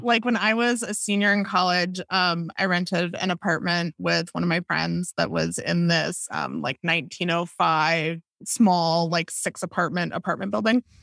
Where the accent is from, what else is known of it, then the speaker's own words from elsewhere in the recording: Madison, Wisconsin, United States; I grew up in Madison, Wisconsin